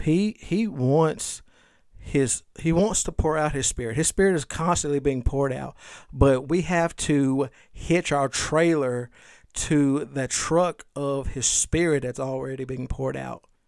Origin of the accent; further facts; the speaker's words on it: the South, United States; I'm from the South